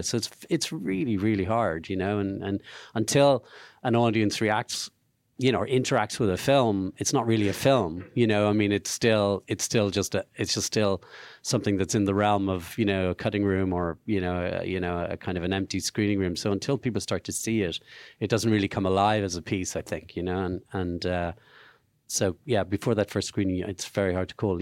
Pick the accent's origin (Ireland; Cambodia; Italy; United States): Ireland; Dublin, Leinster; knew Andrew as a kid, so we, we, we knew each other in Dublin